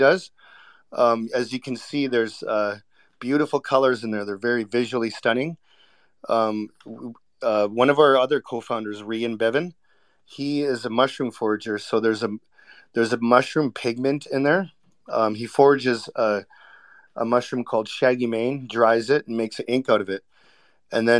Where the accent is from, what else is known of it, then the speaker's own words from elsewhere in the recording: Vancouver, British Columbia, Canada; I was born and raised in Vancouver